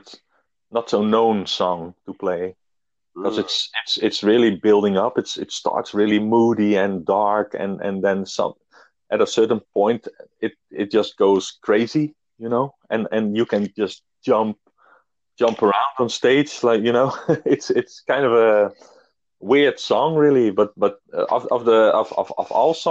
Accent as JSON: {"language": "English", "country": "Netherlands", "tie": "born or raised there", "said": "we are in my hometown, actually, where I live"}